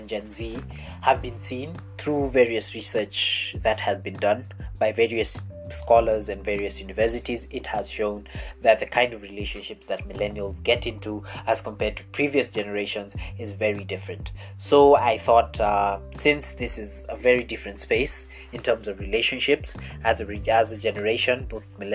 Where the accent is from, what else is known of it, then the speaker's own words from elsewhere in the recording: Kenya; I am a Kenyan man